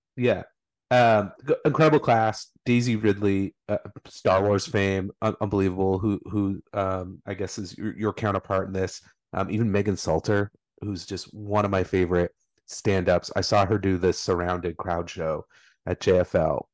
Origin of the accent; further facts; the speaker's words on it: Brockville, Ontario, Canada; my hometown of Brockville.